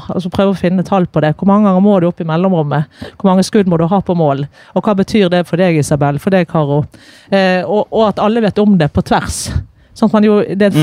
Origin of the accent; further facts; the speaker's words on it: Bergen, Vestland, Norway; jeg er bergenser med masse trøkk på.